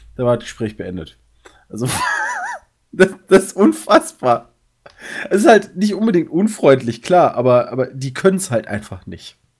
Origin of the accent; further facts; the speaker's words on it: Germany; ich komme aus Deutschland